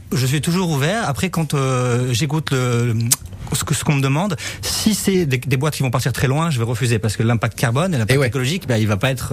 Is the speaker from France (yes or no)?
yes; France; now in Monaco; Je suis basé à Monaco, je suis français, je suis basé à Monaco